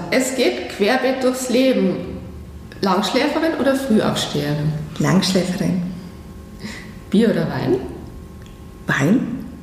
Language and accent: German; Bavaria, Germany; Als Fränkin natürlich Fränkisch und Franken.